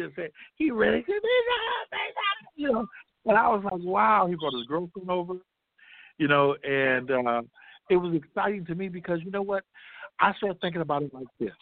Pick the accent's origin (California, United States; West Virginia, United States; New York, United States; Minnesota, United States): California, United States; Compton; I love the people of Compton. And I love the fact that, you know, this is my hometown